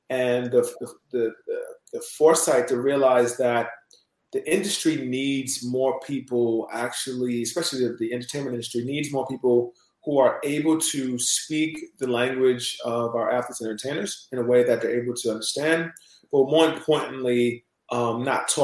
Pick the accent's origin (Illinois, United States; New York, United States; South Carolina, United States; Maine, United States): New York, United States; New York City; Originally born and raised in New York City